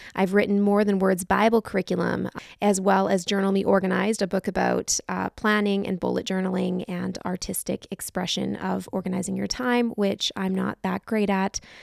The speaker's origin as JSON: {"language": "English", "country": "Canada", "said": "We're from Canada"}